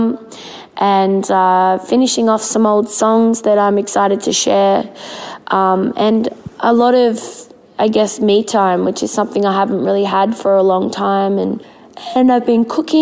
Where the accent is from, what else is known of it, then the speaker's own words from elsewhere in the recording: Melbourne, Victoria, Australia; Melbourne, which is my hometown